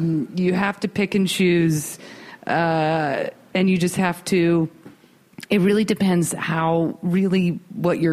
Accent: East Coast, United States; now in Los Angeles, United States; we're from the East Coast

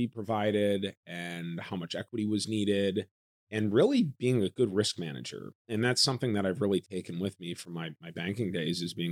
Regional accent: Wisconsin, United States; moved away; also born or lived in Chicago; I grew up in Wisconsin, like yourself, and we had a family farm in the Oconomowoc area

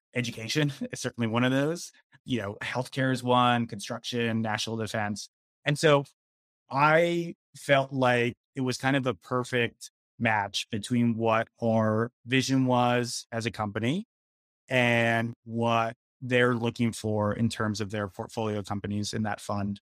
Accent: Philadelphia, Pennsylvania, United States; moved away as an adult; also born or lived in Washington, D.C. / California; in my hometown of Philadelphia

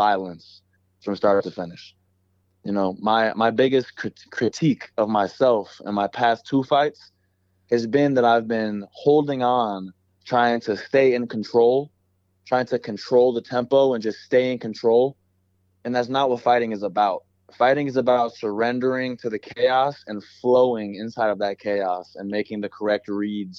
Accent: Chicago, Illinois, United States; moved away; I'm from Chicago

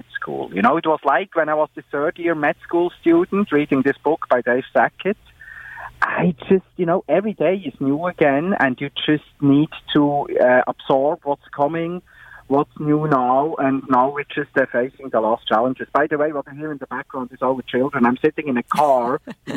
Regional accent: Switzerland; I grew up in Switzerland

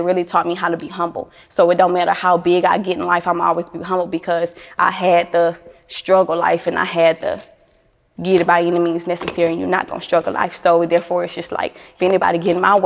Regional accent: Baton Rouge, Louisiana, United States; also born or lived in Lake Charles, Louisiana; now in Houston, United States; I'm from Baton Rouge, Louisiana, and Lake Charles, Louisiana

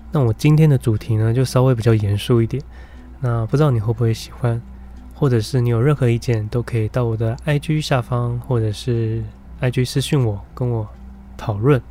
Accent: Taiwan; 我们台湾人都很坚信的宗教的思维

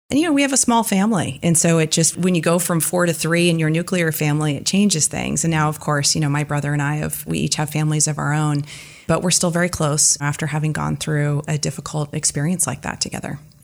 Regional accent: East Bay, Bay Area, California, United States; I'm a native Californian. I grew up in the Bay Area, in the East Bay.

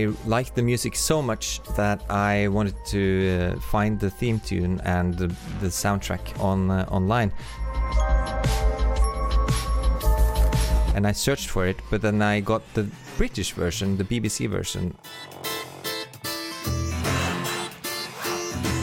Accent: Oslo, Norway; I'm a composer from Oslo, Norway.

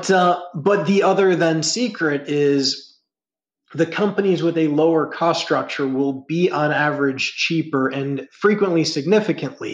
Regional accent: Ohio, United States; I grew up in the Midwest in Ohio

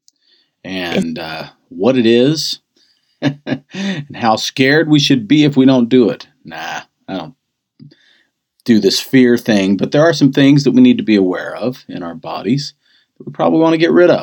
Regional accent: United States; being an American

